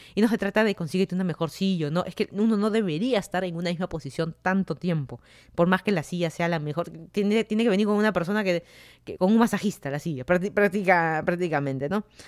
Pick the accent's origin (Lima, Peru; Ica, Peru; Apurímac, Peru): Lima, Peru; moved away as an adult; also born or lived in Virginia, United States; now in Fairfax County, Virginia, United States; yo soy de Lima, Perú. Me mudé a Estados Unidos hace más de tres años